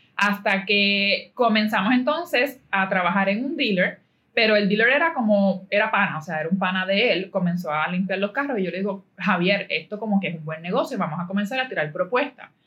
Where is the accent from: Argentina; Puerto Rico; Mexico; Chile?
Puerto Rico; Caguas; yo soy de Caguas